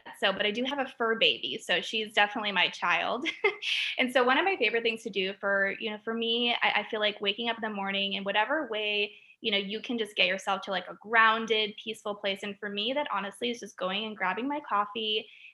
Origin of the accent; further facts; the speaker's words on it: Chicago, Illinois, United States; I'm from Chicago. So I am a Southside girl